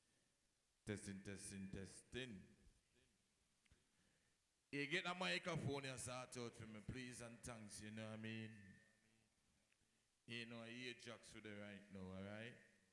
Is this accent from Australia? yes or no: no; Jamaica; You know, we are Jamaican and we have Canadian, Jamaican, Canadian, American, and everybody and them somebody.